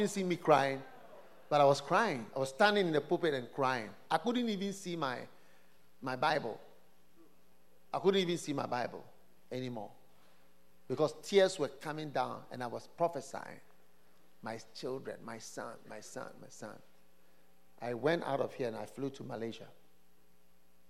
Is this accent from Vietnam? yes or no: no; Ghana; as a Ghanaian, as a half caste